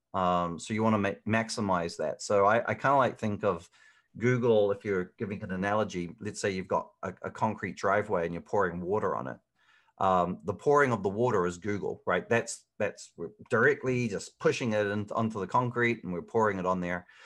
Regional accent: Hamilton, Waikato, New Zealand; moved away as an adult; also born or lived in Auckland, New Zealand; now in Phoenix, United States; originally, I'm from Hamilton, New Zealand.

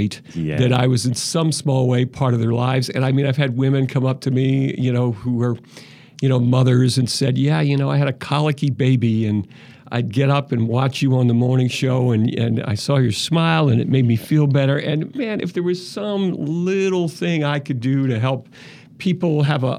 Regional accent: Philadelphia, Pennsylvania, United States; I grew up in Philadelphia

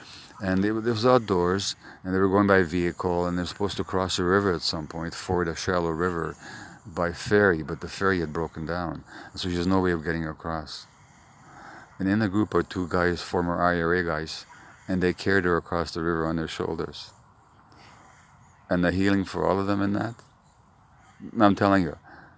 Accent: Canada; I'm from Canada. I've been here 3 days, so I'm already an expert on Northern Ireland, you know.

